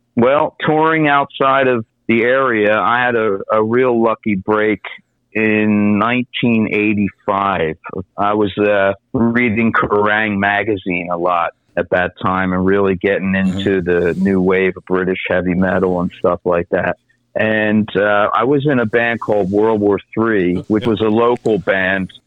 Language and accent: English; Conshohocken, Pennsylvania, United States; moved away as an adult; now in Fulda, Germany; I'm originally from the Philly suburbs, born and raised in a town called Conshohock in Pennsylvania, and uh, grew up there